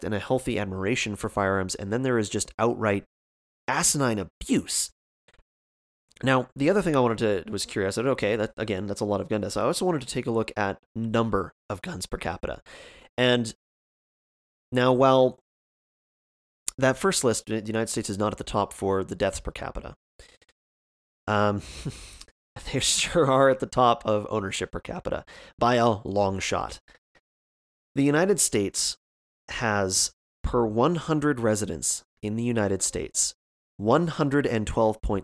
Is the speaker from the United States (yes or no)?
no; Canada; as a Canadian myself